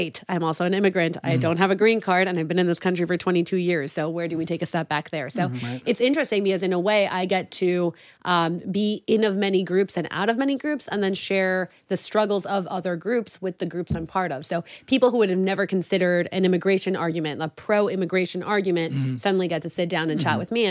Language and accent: English; Deal, New Jersey, United States; also born or lived in Mexico; growing up in the Syrian Jewish community in Deal, New Jersey, where everyone is a Syrian Jew, I was the Mexican Jew